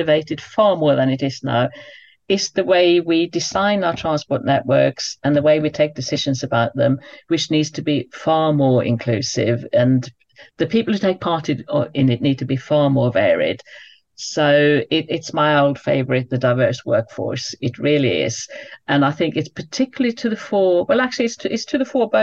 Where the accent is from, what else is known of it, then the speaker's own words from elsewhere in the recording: United Kingdom; as a British person